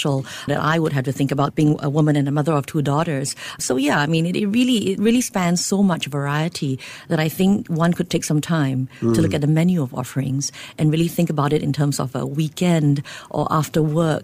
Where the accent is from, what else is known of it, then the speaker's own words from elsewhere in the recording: Singapore; being Singaporean myself